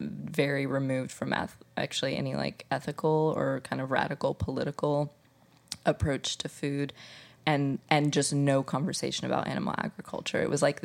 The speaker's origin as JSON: {"language": "English", "region": "Midwest", "country": "United States", "said": "you know, I was from the Midwest, so I was very kind of removed from the whole foodie culture"}